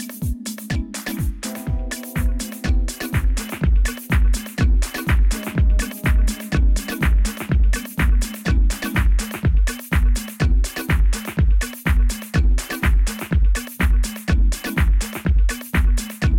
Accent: New York, United States; we grew up together in New York.

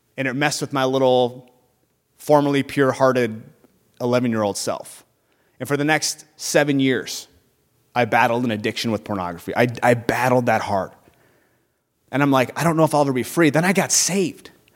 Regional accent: Burnsville, Minnesota, United States; I grew up in Burnsville, Minnesota

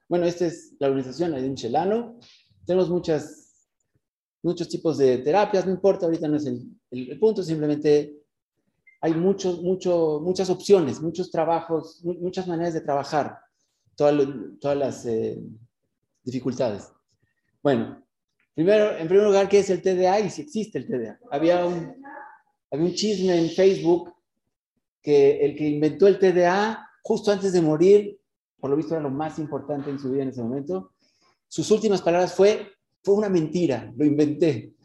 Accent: Mexico; moved away as an adult; now in Israel; Yo soy mexicano y me fui hace como 23 años a Israel

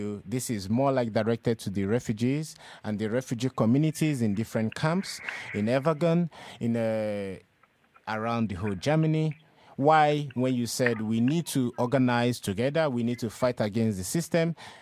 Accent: Nigeria; moved away as an adult; also born or lived in Europe; now in Denmark; I'm a Nigerian, and throughout my 10 years of being in Europe now

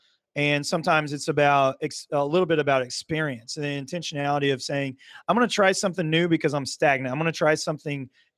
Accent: Muskogee, Oklahoma, United States; now in Broken Arrow, United States; I'm originally from Muskogee, now live in Broken Arrow.

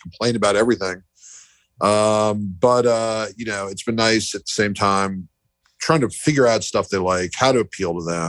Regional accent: New York, United States; also born or lived in Philadelphia; now in New Orleans, United States; I moved here 11 years ago from Philadelphia. I grew up in New York

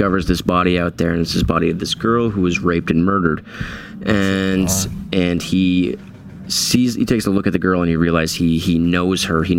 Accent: Lyndonville, Vermont, United States; my hometown of Lindenville, Vermont

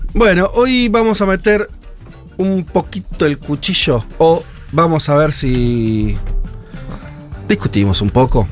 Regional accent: Argentina

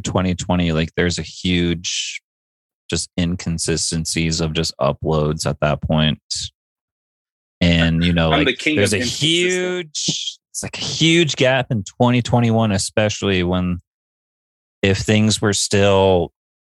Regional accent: Boston, Massachusetts, United States; I'm from Boston.

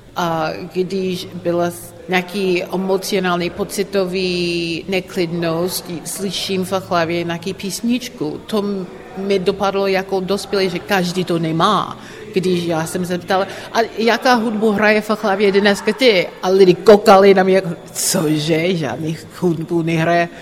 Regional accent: Philadelphia, Pennsylvania, United States; Czech is a second language; moved away as an adult; now in Prague, Czech Republic; jsem ze Filadelfie

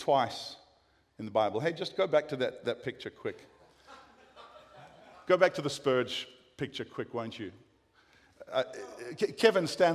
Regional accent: South Africa; accent: South African; moved away as an adult; now in United States; I've kept my South African accent

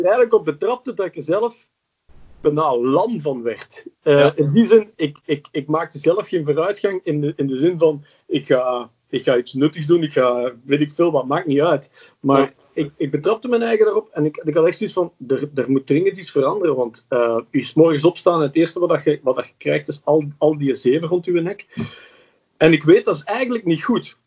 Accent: Flanders, Belgium; accent: Flemish; Ik klink, heel Vlaams. Mijn ma, was, mijn ma was Belg, mijn pa was Nederlander

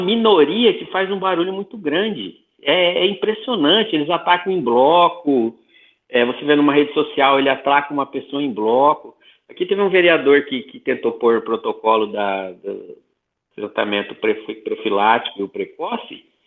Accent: Santo Anastácio, São Paulo, Brazil; sou do Oeste Paulista, interior de São Paulo, Santo Anastácio, região de Presidente Prudente

